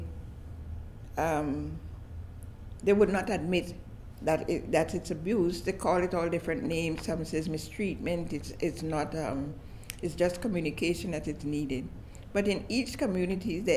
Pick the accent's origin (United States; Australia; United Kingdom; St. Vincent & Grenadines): St. Vincent & Grenadines; now in Montreal, Canada; I'm from St. Vincent in the West Indies